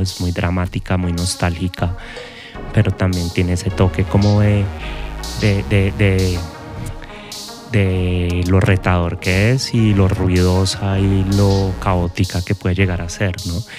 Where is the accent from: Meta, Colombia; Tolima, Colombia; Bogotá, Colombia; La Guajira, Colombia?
Bogotá, Colombia; nuestra ciudad, Bogotá